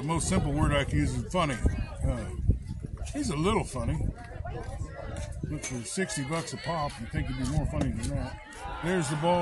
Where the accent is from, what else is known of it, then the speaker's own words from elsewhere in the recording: Fairfield, Iowa, United States; my buddy Adam Steck, who I grew up with in Fairfield